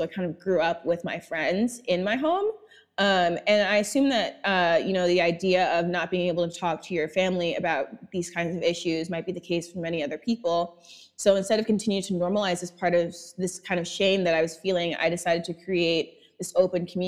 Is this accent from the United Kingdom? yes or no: no; New York, United States; I was born and raised in Brooklyn